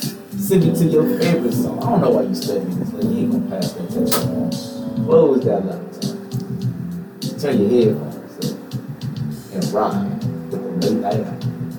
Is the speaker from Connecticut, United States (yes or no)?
no; Houston, Texas, United States; also born or lived in Galveston, Texas; I come from Houston, Texas. That's where I reside.